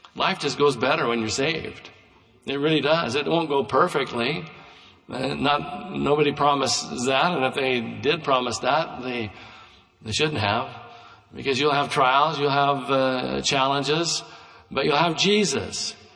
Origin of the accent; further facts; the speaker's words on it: United States; I would be the first baby born in Douglas County in 1953